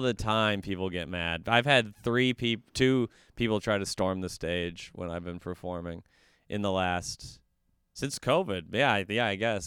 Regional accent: Woodbury, Minnesota, United States; also born or lived in Wisconsin; I'm from Woodbury, which is one of the Applebee's suburbs of the Twin Cities

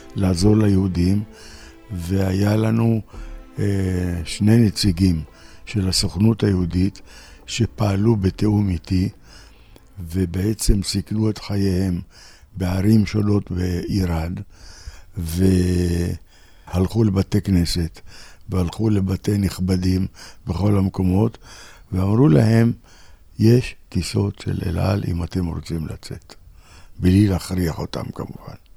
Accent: Tiberias, Northern District, Israel; אני טבריאני, משפחה טבריאנית

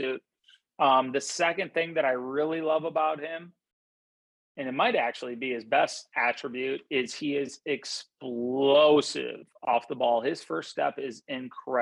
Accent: Madison, Wisconsin, United States; moved away; I grew up in Madison, Wisconsin, when my dad was the defensive coordinator at Wisconsin.

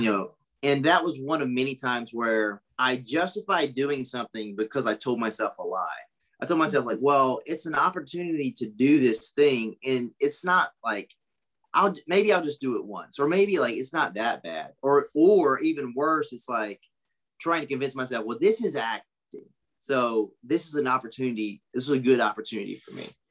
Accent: Pageland, South Carolina, United States; moved away; also born or lived in Charlotte, North Carolina; I grew up in a really, really small town in South Carolina, Pageland

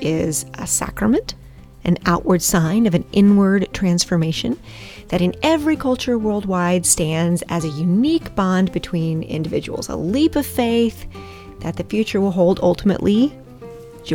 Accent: Alabama, United States; I grew up in Alabama

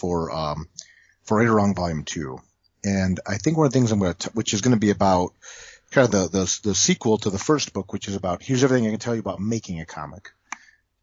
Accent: Toledo, Ohio, United States; I grew up in Toledo. Which is about an hour south of Detroit.

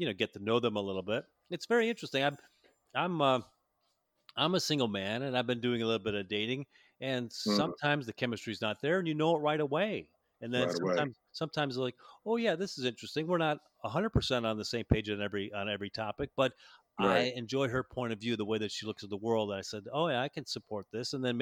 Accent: Chicago, Illinois, United States; moved away; I was born and raised in Chicago

